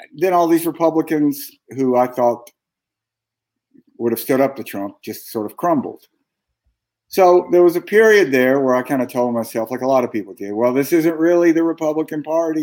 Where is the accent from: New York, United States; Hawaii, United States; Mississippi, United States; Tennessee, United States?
Mississippi, United States; Jackson; moved away as an adult; I grew up in Mississippi